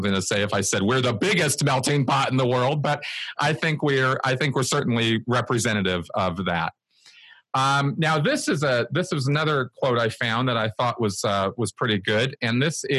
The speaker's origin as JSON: {"language": "English", "country": "United States", "said": "growing up in the United States"}